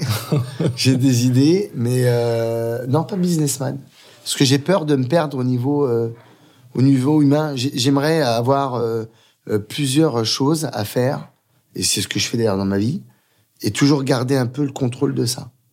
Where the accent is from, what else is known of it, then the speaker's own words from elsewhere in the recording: Aubervilliers, Île-de-France, France; j'ai grandi à Aubervilliers pendant 14 ans